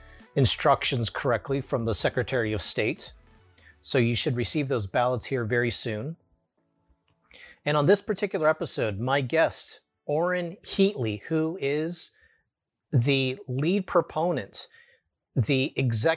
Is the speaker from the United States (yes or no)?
yes; California, United States; my home state of California